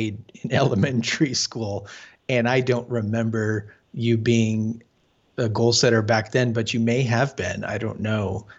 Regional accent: Arizona, United States; We grew up together in Arizona

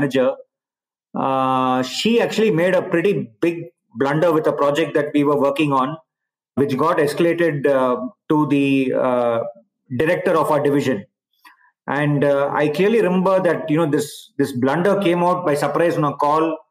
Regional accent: India; moved away as an adult; also born or lived in Palo Alto, United States / Barcelona, Spain / Singapore / China; I've obviously been born and brought up in India

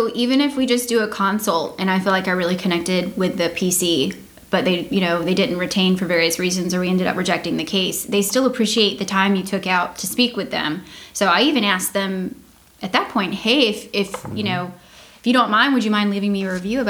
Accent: Georgia, United States; I was born and raised in Georgia, so we're UGA fans and Braves fans all the way.

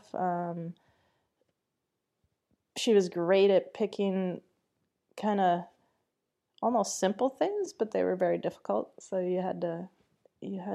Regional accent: Wisconsin, United States; I grew up in Wisconsin, so there wasn't a lot going on there

